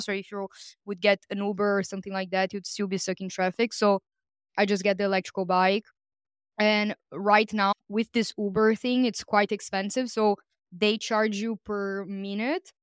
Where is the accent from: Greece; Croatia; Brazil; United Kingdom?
Brazil; moved away; I'm from Brazil